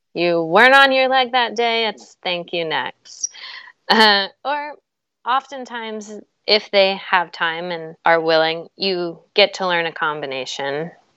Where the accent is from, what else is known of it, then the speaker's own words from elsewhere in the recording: Charleston, West Virginia, United States; moved away as an adult; also born or lived in New York City; I grew up in Charleston, West Virginia.